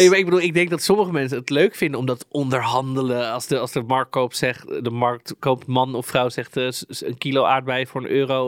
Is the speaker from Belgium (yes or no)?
no; Amsterdam, North Holland, Netherlands; accent: Amsterdam; kom ik met mijn Amsterdamse accent